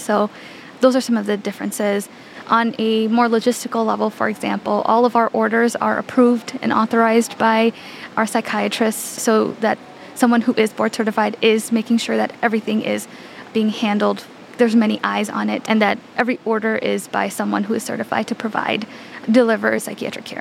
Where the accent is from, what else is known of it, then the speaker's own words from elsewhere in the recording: Chicago, Illinois, United States; I was raised in the Chicagoland area and I completed all of my schooling here